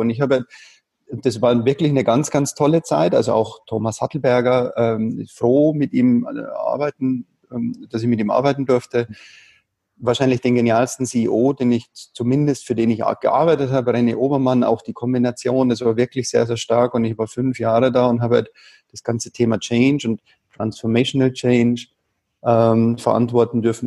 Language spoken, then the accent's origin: German; Bavaria, Germany; ich bin ja in Bayern groß geworden